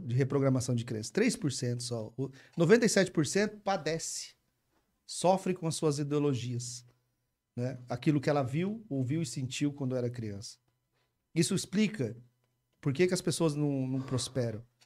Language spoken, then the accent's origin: Portuguese; Umuarama, Paraná, Brazil; Nasci, cresci em Moarama e acho que eu vou morrer lá também